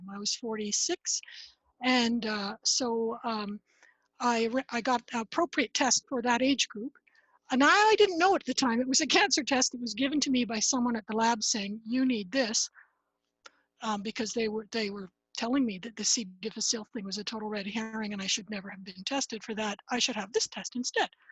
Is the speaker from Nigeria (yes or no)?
no; Ottawa, Ontario, Canada; now in Nova Scotia, Canada; I grew up in Ottawa, Ontario, Canada